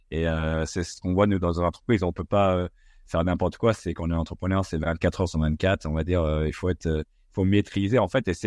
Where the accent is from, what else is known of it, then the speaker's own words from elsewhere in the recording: United States; c'était vraiment ce qui nous a bercé dans notre enfance, nous, euh, en grandissant aux States.